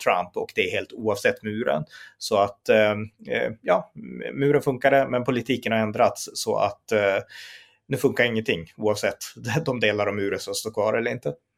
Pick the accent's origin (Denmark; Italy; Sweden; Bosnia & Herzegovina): Sweden